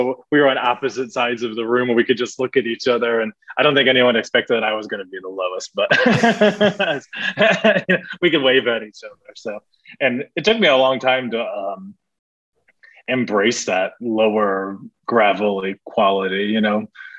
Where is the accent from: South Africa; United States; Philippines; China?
United States; Midwest; You know, we're from the Midwest and we see farms everywhere. Now I live in the Deep South, farms everywhere.